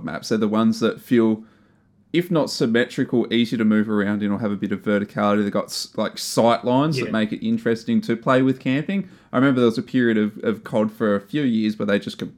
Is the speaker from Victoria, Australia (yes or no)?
no; Tasmania, Australia; I hail from Tasmania, mate.